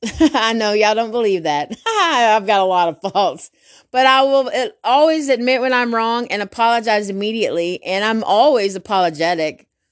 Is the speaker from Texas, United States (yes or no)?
yes; Garland, Texas, United States; also born or lived in Rowlett, Texas; I grew up in Garland for twenty years. Then we moved to Rowlett